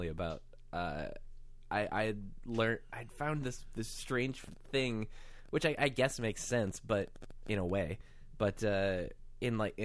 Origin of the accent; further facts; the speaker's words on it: Michigan, United States; moved away; also born or lived in Virginia; I grew up in Michigan